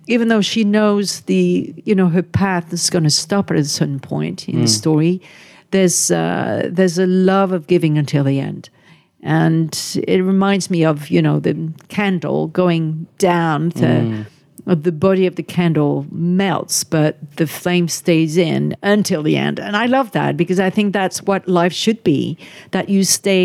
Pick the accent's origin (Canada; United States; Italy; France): France; French, we don't know how to embrace our culture.